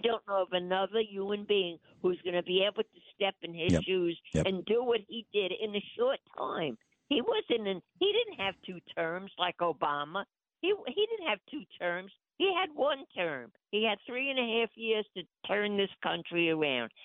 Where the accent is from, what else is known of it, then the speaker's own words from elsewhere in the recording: United States; as an American, as a real true American